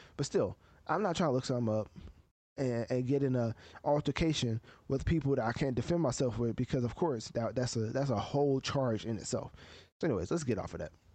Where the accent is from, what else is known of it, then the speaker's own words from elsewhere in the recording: United States; as an American reviewer of music